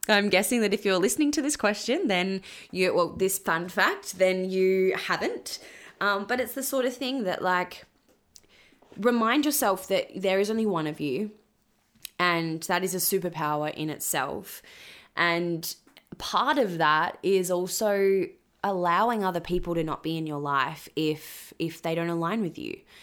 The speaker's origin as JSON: {"language": "English", "region": "Western Australia", "country": "Australia", "also_born_or_lived": "Queensland", "moved": "as an adult", "said": "originally I'm from Western Australia."}